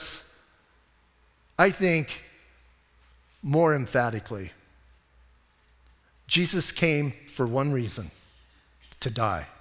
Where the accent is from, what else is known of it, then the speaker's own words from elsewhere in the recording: Bisbee, Arizona, United States; Because it's my hometown